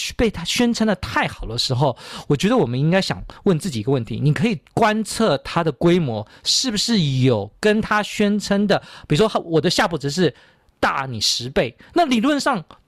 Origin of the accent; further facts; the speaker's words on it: Taiwan; 我们台湾人